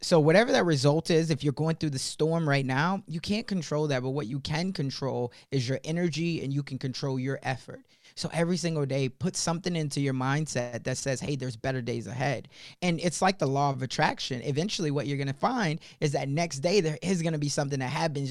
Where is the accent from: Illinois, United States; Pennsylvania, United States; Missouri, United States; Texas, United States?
Illinois, United States; Chicago; when I was first growing up in Chicago, when I was eight years old